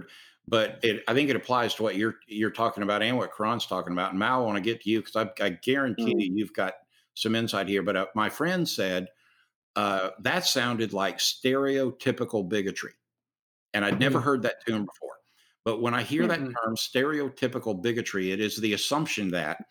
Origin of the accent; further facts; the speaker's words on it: the South, United States; accent: Southern; also born or lived in North Kingstown, Rhode Island; my Southern accent